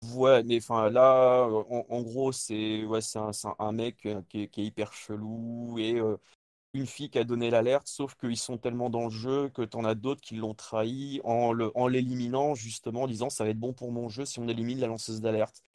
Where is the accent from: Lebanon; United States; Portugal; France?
France; also born or lived in Le Mans; pour nous en France